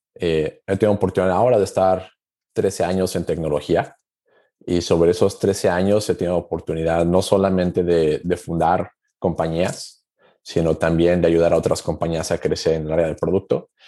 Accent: Aguascalientes, Mexico; Yo soy originario de México, de una ciudad llamada Aguascalientes

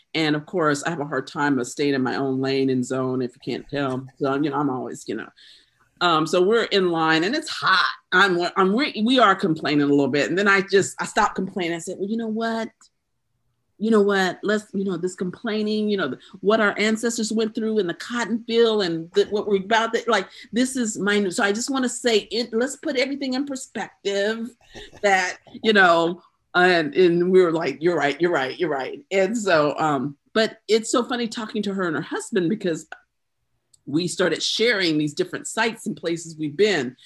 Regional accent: Greenville, South Carolina, United States; also born or lived in Due West, South Carolina; my hometown, Greenville, South Carolina

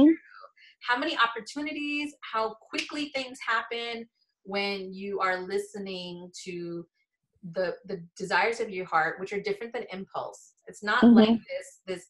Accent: India; me being an Indian prude, like, you don't do that, you know what I mean?

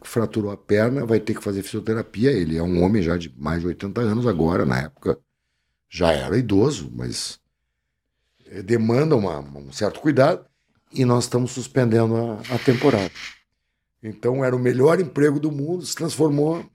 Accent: Porto Alegre, Rio Grande do Sul, Brazil; Eu, eu, sou porto-alegrense

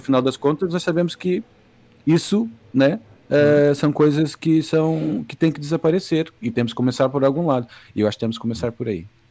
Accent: Brazil; Eu sendo do Brasil

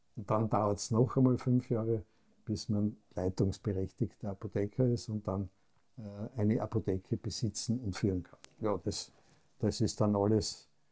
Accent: Graz, Styria, Austria; Ich bin dann in Graz aufgewachsen, in einer sehr wohlbehüteten Familie

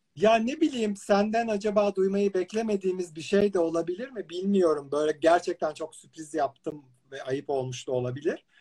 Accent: İzmir, Turkey; sen de İzmirlisin. Hatta evlerimizin arasında böyle Bentuna Pastanesi'nin üstünde sen gökdelende evlerimizin arasında böyle bir 500 metreli aralıkla aynı dönemde büyümüşüz

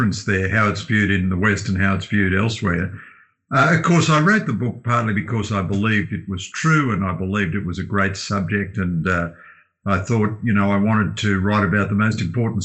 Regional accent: Australia; as an Australian

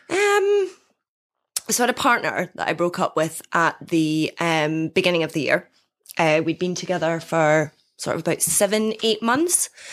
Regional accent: Dundee, Scotland, United Kingdom; born or raised there

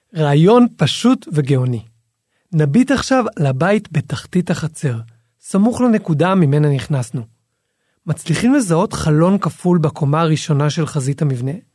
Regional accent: Jerusalem, Jerusalem District, Israel; אנחנו זוג ירושלמי

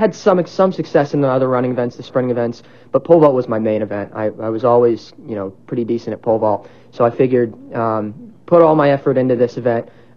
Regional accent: Lancaster, Ohio, United States; born and raised in Lancaster, Ohio.

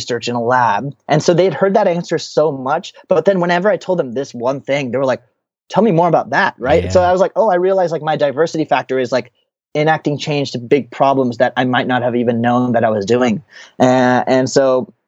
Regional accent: United States; I'm an Indian American

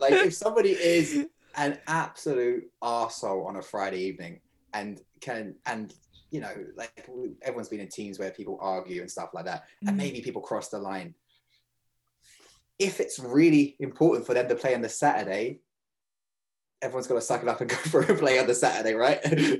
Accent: Munster, Ireland; even though I grew up in Kerry.

